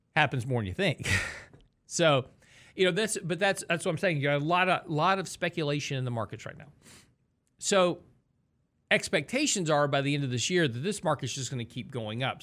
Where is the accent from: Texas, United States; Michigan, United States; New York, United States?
Texas, United States; I'm from Texas